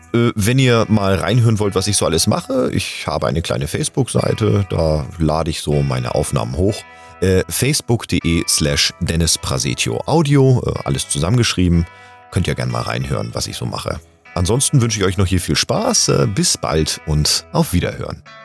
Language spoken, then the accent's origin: German; Hamburg, Germany; now in Bühl, Germany; gebürtiger Hamburger, lebe aber zurzeit im wunderschönen Bühl im Badener Land